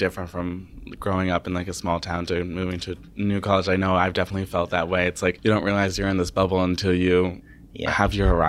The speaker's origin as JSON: {"language": "English", "region": "Connecticut", "country": "United States", "said": "And I'm an in-state student"}